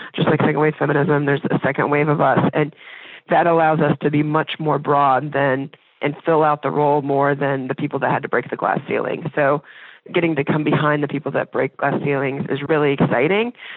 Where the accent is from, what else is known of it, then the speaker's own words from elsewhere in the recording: Indiana, United States; moved away as an adult; now in Dayton, United States; I'm from Indiana, and when I decided to go to U D, my parents, they weren't, like, crazy about me going over to Ohio